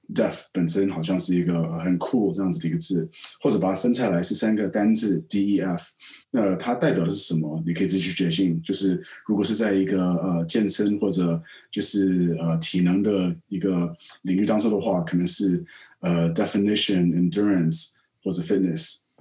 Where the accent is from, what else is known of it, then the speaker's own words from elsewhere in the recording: Taipei, Taiwan; also born or lived in United States / London / Hong Kong; now in Shanghai, China; 我在台北长大